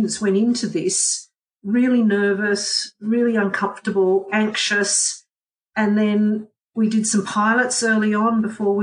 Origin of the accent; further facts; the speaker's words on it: Canberra, Australian Capital Territory, Australia; work in my hometown's university that is just there to support my hometown